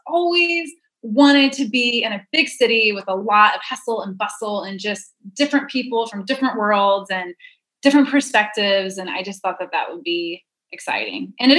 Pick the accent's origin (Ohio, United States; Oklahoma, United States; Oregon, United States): Oklahoma, United States; Duncan; We lived the first 10 years of my life. We were in a small town, Duncan, Oklahoma